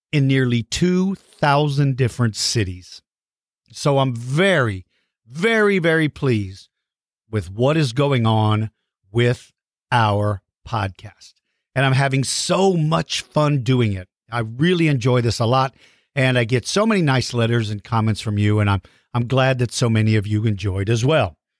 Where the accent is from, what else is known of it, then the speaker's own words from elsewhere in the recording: Hondo, Texas, United States; moved away; where I grew up in Hondo, Texas